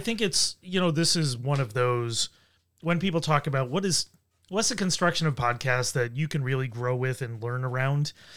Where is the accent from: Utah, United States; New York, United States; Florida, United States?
New York, United States; Buffalo; now in Rochester, United States; I grew up in Buffalo. I've lived here for twenty years now